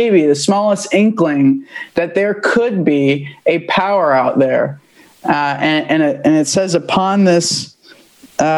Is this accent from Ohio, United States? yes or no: yes; Central Ohio, United States; I'm from Central Ohio.